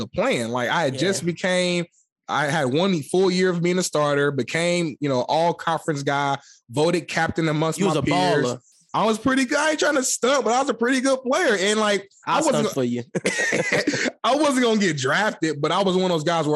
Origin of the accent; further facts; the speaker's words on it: Indianapolis, Indiana, United States; moved away; I'm originally from Indianapolis, Indiana, born and raised